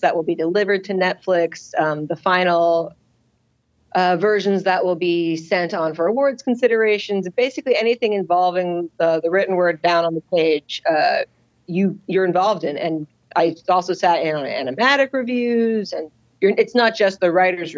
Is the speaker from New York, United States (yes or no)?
no; Los Angeles, California, United States; growing up in Los Angeles